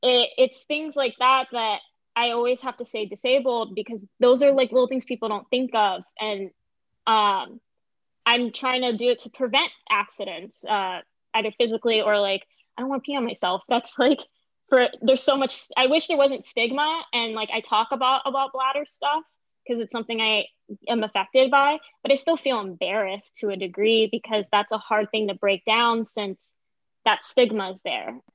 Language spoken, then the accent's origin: English; Orlando, Florida, United States; also born or lived in Lake Mary, Florida; now in Los Angeles, United States; I was very privileged where I grew up in Orlando